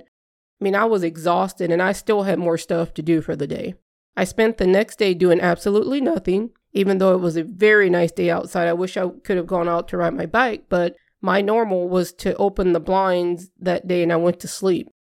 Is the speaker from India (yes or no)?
no; Southern Louisiana, United States; now in Midwest, United States; I grew up in Southern Louisiana